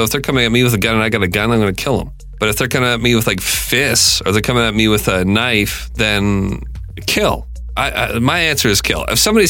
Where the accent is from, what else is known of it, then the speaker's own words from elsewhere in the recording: Canada; Like, I'm from Canada, right?